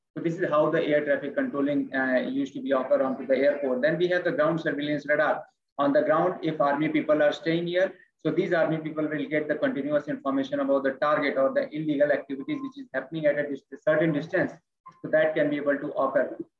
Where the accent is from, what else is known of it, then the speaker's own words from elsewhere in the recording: India; I'm speaking from India